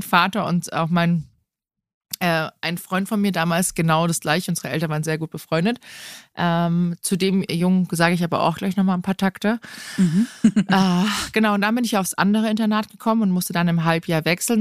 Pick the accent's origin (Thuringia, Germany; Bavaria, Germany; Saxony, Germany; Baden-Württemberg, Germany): Bavaria, Germany; Rottach-Egern; ich bin hier am Tegernsee groß geworden, in Rottach-Egern